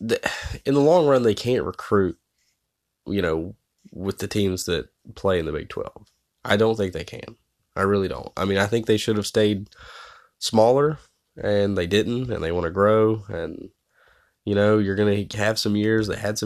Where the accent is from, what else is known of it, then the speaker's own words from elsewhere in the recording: West Virginia, United States; But I'm from West Virginia, so there's not a lot of geniuses running around.